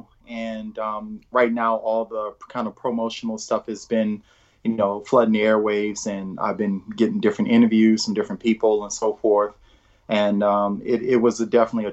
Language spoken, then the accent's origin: English; New Orleans, Louisiana, United States; moved away as an adult; also born or lived in Michigan; now in Williamsburg, United States; I was born and raised in New Orleans, Louisiana, and that's where I grew up